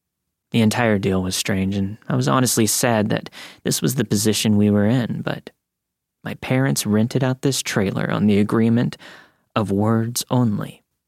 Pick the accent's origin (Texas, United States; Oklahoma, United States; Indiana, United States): Texas, United States; Lockhart; I grew up in Texas. I still live here, along with my family, that will be mentioned in the story. When the 2007 recession hit, my father lost his job.